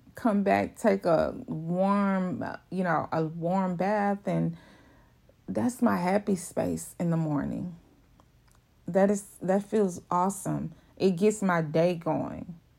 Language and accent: English; Houston, Texas, United States; I'm from Houston, Texas. Uh, I, I don't live in Houston, but I'm, I'm the outskirts of Houston